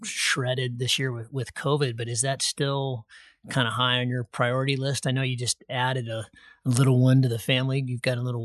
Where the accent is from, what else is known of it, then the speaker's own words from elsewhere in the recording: United States; as an American